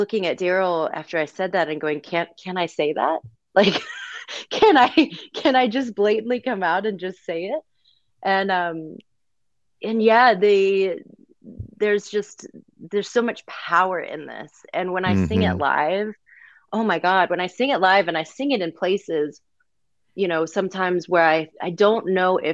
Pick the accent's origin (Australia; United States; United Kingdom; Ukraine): United States; Texas; also born or lived in Mississippi; Originally from Mississippi, but I grew up in Texas